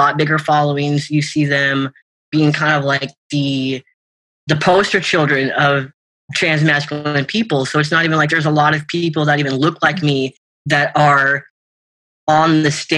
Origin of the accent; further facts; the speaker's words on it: Washington, United States; I grew up in Washington. I grew up about half an hour south of Seattle.